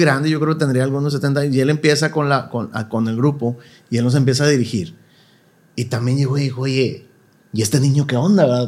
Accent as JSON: {"language": "Spanish", "town": "Monterrey", "region": "Nuevo León", "country": "Mexico", "tie": "born or raised there", "also_born_or_lived": "Mexico City", "moved": "as an adult", "said": "toda mi vida en Monterrey. Eh, viví en la Vista Hermosa, mucho, bueno, pues toda mi vida hasta los 18 años y que me fui a la Ciudad de México"}